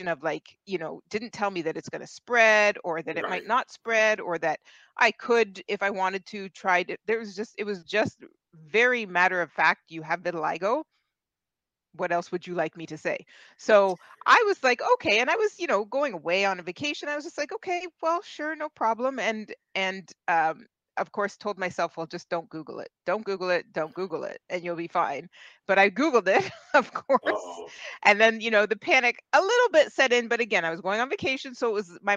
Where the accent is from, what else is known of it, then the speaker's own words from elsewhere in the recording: Ontario, Canada; I am from Canada. I'm about an hour west of Toronto